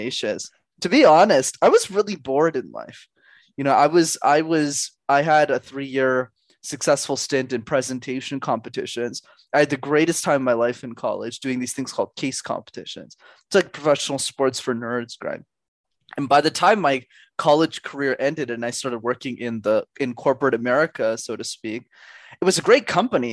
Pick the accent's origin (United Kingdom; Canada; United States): Canada; I was born in Canada